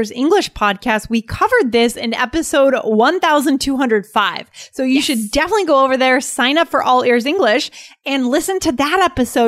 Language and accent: English; United States; we think as Americans